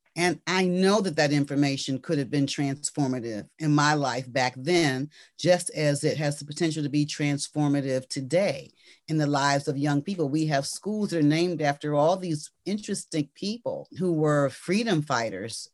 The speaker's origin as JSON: {"language": "English", "town": "Washington", "region": "District of Columbia", "country": "United States", "tie": "born or raised there", "said": "I'm a native Washingtonian."}